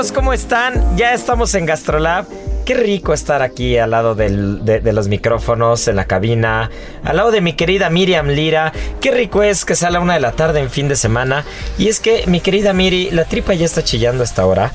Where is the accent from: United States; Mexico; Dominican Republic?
Mexico